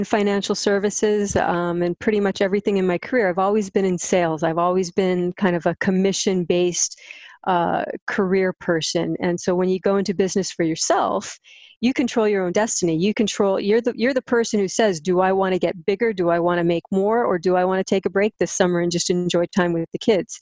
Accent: Hawaii, United States; moved away as an adult; also born or lived in US mainland; I'm born and raised in Hawaii. Came back here about 3 years ago after being stuck on the mainland for about 18 years.

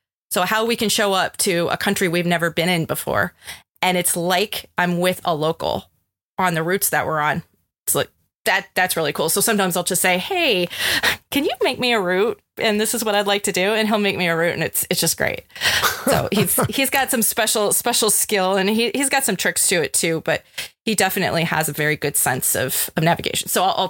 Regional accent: Colorado, United States; I'm from Colorado. You know, I mean, like to me, I used to be able just to look at the mountains, say, oh, west, I'm going to go west.

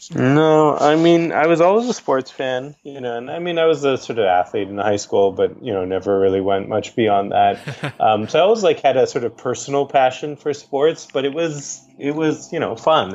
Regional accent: Boston, Massachusetts, United States; I grew up in Boston, Massachusetts, where I was born

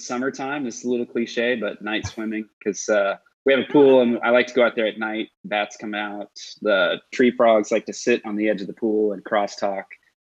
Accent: Iowa, United States; also born or lived in Kearney, Nebraska; Now, I grew up in the Midwest. So I grew up in Iowa. And then we moved to Nebraska, to Kearney, Nebraska, which is like smack in the middle of nowhere.

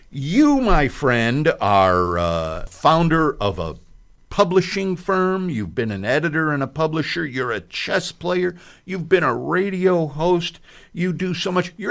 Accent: Arica, Arica y Parinacota, Chile; moved away as an adult; now in Indiana, United States; And that's where Arica is. That's where I grew up.

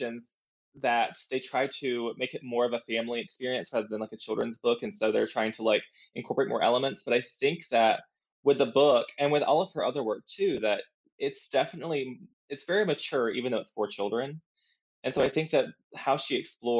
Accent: South Georgia, United States; now in Florida, United States; I live in Florida. I grew up in South Georgia

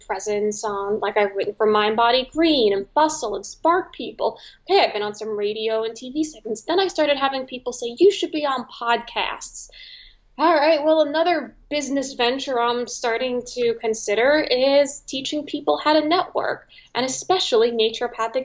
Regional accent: New York City, New York, United States; I am from New York City, so at least I was going back home

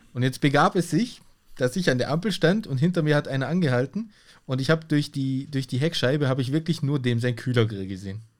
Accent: Germany; bei uns in Deutschland

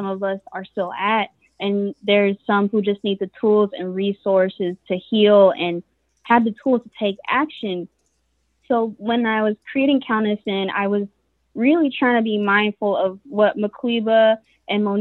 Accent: Fort Wayne, Indiana, United States; also born or lived in Atlanta, Georgia; born and raised in Fort Wayne, Indiana

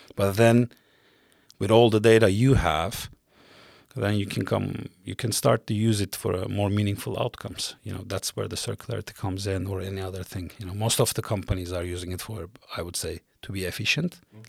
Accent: Mediterranean coast, Turkey; moved away as an adult; also born or lived in Istanbul, Turkey; now in Stockholm, Sweden; I'm originally from South Coast, the Mediterranean coast of Turkey, uh, born and raised there.

